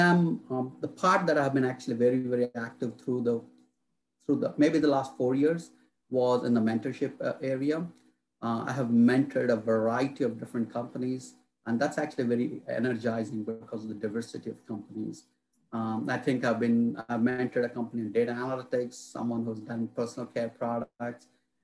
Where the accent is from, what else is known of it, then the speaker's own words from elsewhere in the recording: India; now in North Carolina, United States; I'm originally from India. And through my career, I have moved around different parts of the country, different parts of the world.